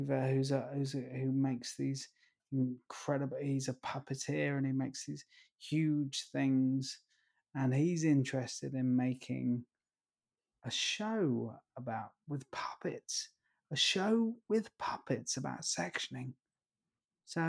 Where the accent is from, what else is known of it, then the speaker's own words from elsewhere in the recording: East Grinstead, South East England, United Kingdom; my hometown, East Grinstead